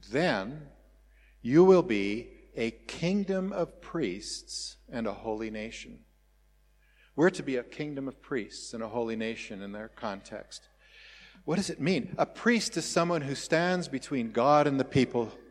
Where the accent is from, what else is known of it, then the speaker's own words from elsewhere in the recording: Welkom, Free State, South Africa; born there; My father was uh, uh told, I think, when we lived in Welkom, I was born in Welkom uh, that uh, he needed to go.